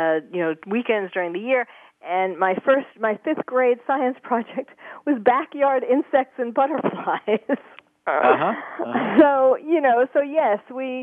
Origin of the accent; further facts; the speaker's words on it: New York City, New York, United States; also born or lived in Bronx, New York / Long Island, New York; I was born in the Bronx, grew up in Queens